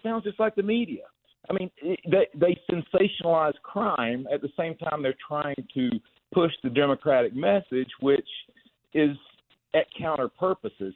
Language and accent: English; New York, United States; as a New Yorker myself